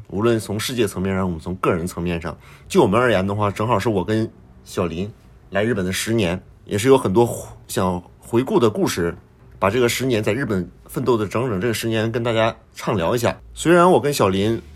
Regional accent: northern China, China; now in Japan; 我们在北方长大的孩子，很多家长都是有这个期待，希望孩子有一个好的学历

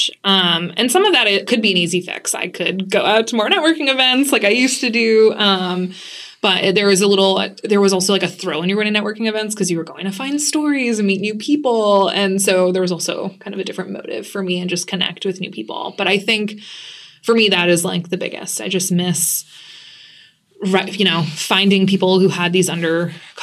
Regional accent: Lewiston, Maine, United States; moved away as an adult; now in Boston, United States; I grew up in Lewiston, Maine

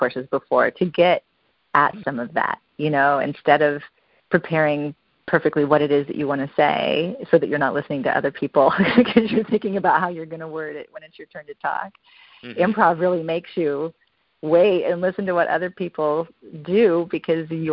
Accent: Western Nebraska, United States; growing up in Western Nebraska and being a kid

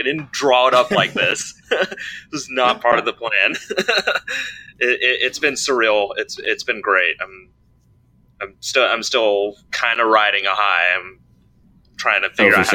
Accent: Raleigh, North Carolina, United States; I grew up in Raleigh

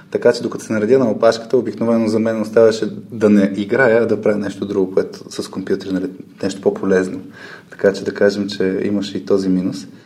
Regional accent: Burgas, Burgas Province, Bulgaria; От Бургас.

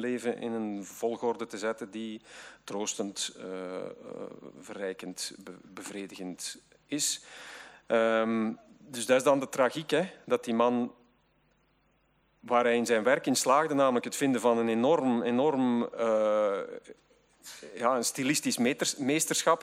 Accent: Zwijnaarde, Flanders, Belgium; ik kom uit Zwijnaarden, een, een randgemeente van Gent

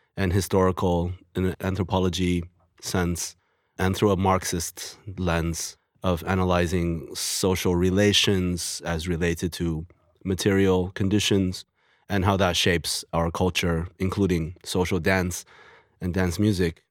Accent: China; moved away; also born or lived in United States; I'm come from China after living in the U S

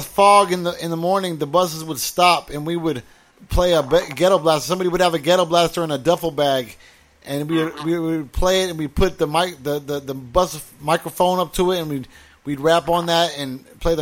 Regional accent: Orange County, California, United States; also born or lived in Fontana, California; I moved there in 1985 when I was 12 from Orange County

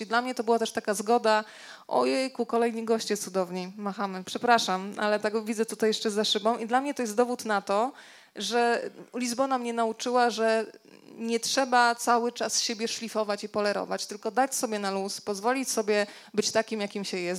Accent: Rzeszów, Subcarpathian Voivodeship, Poland; moved away; also born or lived in Warsaw; pochodzimy w ogóle z Rzeszowa oboje

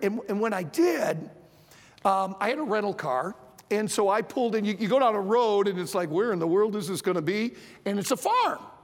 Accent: Michigan, United States; I grew up in Michigan

